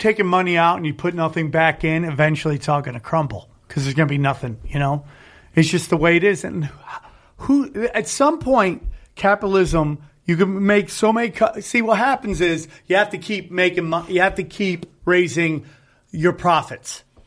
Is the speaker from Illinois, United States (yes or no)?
no; Cortland, New York, United States; moved away; my hometown, six oh seven Cortland, New York